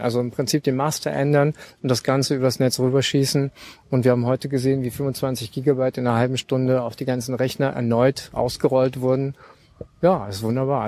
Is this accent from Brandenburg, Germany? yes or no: no; Berlin, Germany; ich bin Berliner